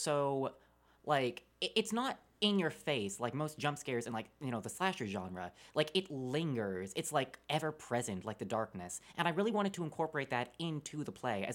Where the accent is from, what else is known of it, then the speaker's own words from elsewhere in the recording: Pangburn, Arkansas, United States; I am from Pangburn, Arkansas